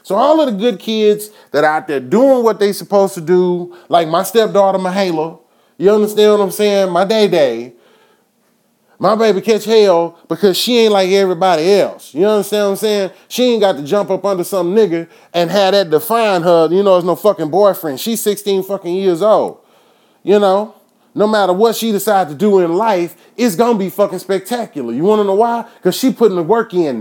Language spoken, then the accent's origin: English; Enid, Oklahoma, United States; out here in my hometown